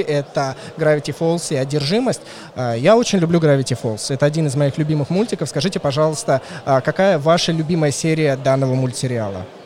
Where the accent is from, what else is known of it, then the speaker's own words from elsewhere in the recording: Moscow, Russia; я москвич